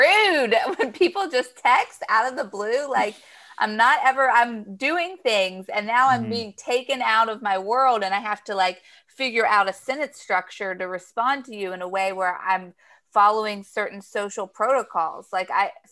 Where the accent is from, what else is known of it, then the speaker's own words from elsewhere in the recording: Chapel Hill, North Carolina, United States; now in New Jersey, United States; I'm from Chapel Hill. So I grew up in UNC.